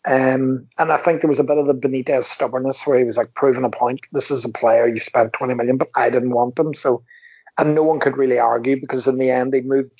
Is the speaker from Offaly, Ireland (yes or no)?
no; County Donegal, Ireland; I'm from Donegal, because I'm Irish